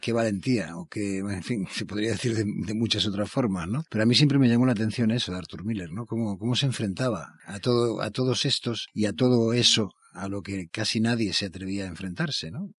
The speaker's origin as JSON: {"language": "Spanish", "country": "Argentina", "said": "soy argentino"}